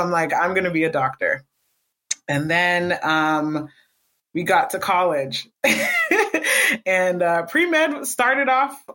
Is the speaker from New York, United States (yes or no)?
no; Boston, Massachusetts, United States; moved away as an adult; also born or lived in New Jersey; I was born in Jersey, New Jersey, and then we were raised in Boston up until, I didn't leave Boston until my final year of university